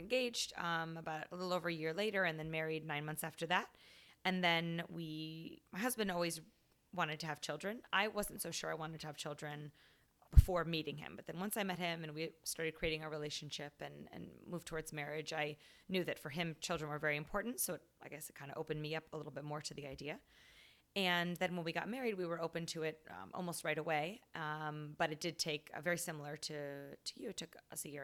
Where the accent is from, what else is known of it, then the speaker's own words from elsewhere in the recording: Arizona, United States; moved away as an adult; now in Rhode Island, United States; I'm from Arizona